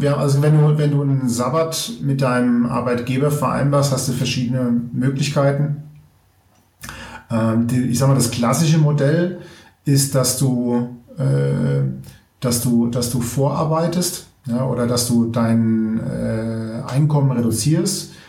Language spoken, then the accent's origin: German; Germany; Ich komme ursprünglich aus, äh, ähm, aus der Gegend Mainz-Wiesbaden